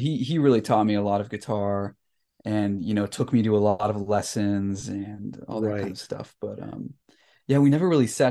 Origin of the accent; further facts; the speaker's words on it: Salinas, California, United States; Yeah, I grew up in Salinas, California.